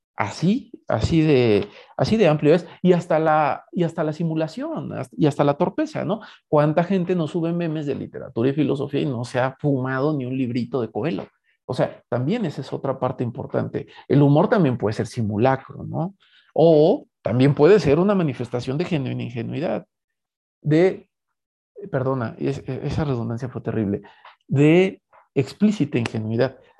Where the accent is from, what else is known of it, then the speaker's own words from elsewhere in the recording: Mexico; como mexicanos